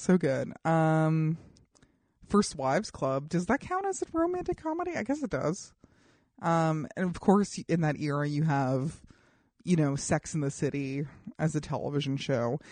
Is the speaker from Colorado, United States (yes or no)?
yes; Colorado, United States; I grew up in Colorado